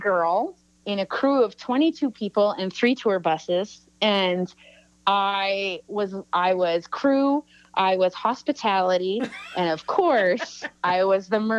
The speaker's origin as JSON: {"language": "English", "town": "Salmon Arm", "region": "British Columbia", "country": "Canada", "said": "I'm also from Salmon Arm, BC."}